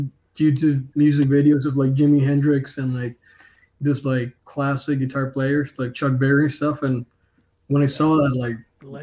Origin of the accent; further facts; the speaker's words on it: Caracas, Capital District, Venezuela; moved away as an adult; now in Canada; growing up in Venezuela, the Caribbean, basically